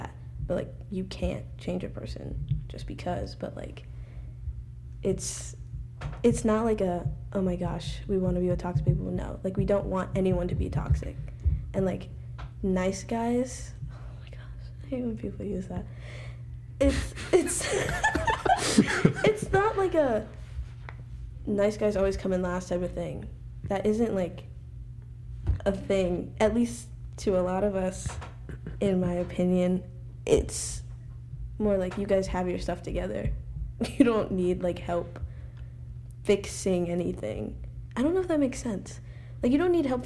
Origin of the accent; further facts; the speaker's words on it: Alabama, United States; I'm from Alabama